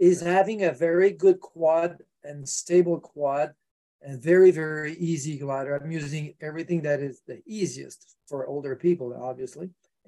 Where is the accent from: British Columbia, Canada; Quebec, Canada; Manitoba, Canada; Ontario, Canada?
Quebec, Canada; I'm from Canada and from Quebec